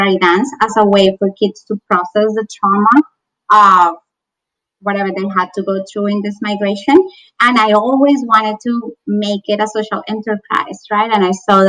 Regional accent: Bogota, Colombia; English is a second language; I was born in Bogota, Colombia, went to high school there

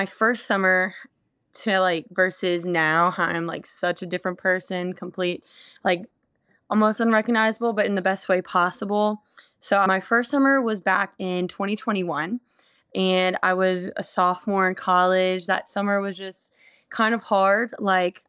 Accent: New Orleans, Louisiana, United States; I grew up in New Orleans

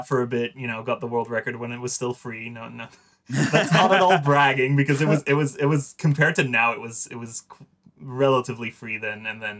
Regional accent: Netherlands; I'm from the Netherlands.

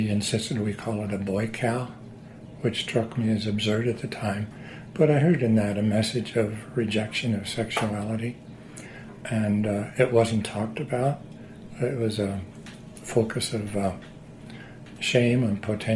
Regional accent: Southern Oregon, United States; also born or lived in Missouri; We moved from Missouri to Southern Oregon

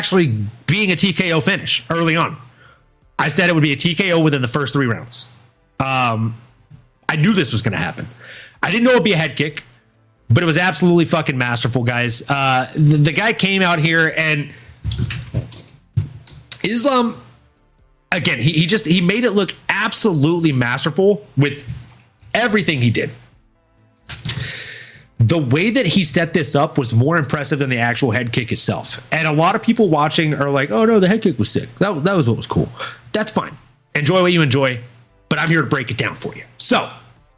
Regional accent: the South, United States; growing up in the South

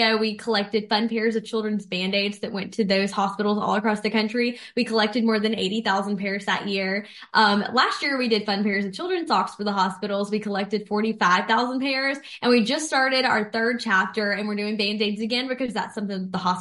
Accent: Mississippi Gulf Coast, United States; I'm from the Mississippi Gulf Coast, born and raised. I currently live in Ocean Springs.

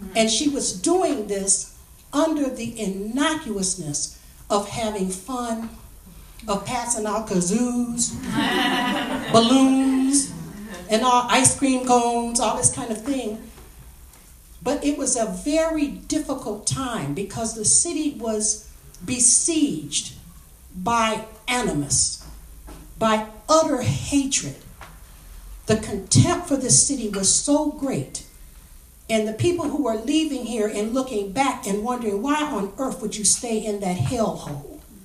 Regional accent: Highland Park, Michigan, United States; my experiences growing up in Highland Park

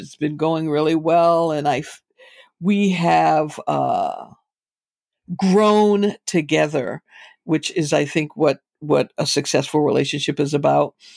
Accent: Boston, Massachusetts, United States; moved away as an adult; also born or lived in New York; now in Bay Area, United States; was born and raised in Boston.

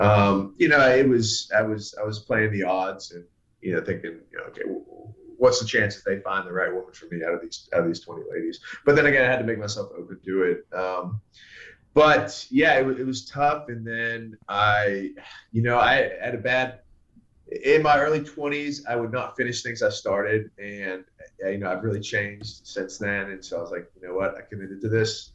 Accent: the South, United States; born or raised there; accent: muddled; also born or lived in Pittsburgh, Pennsylvania

